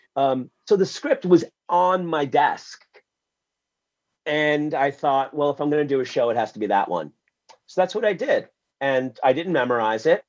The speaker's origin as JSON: {"language": "English", "town": "New York City", "region": "New York", "country": "United States", "tie": "born or raised there", "said": "I was born in Wyckoff Heights, Queens, in the middle of the blackout"}